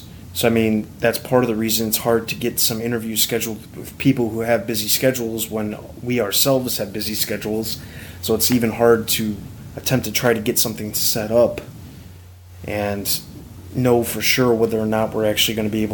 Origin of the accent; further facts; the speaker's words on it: Chicago, Illinois, United States; moved away; also born or lived in Kansas; I'm originally from Chicago too